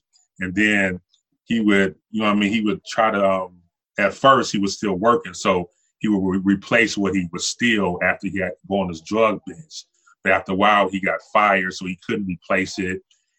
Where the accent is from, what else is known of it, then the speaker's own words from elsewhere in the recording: Buffalo, New York, United States; also born or lived in Los Angeles; I was born in Los Angeles. My mother's out there. My father went away to Vietnam. So my mother was out in Los Angeles kind of struggling by herself. So she sent me back to Buffalo where she was from.